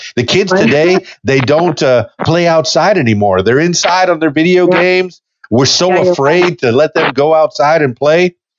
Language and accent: English; the Florida Keys, South Florida, United States; I grew up in South Florida, the Florida Keys, you know, in the Everglades.